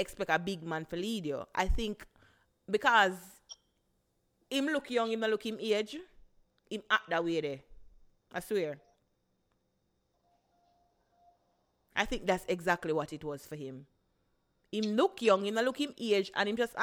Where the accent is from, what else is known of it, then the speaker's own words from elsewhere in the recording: Jamaica; we are Jamaican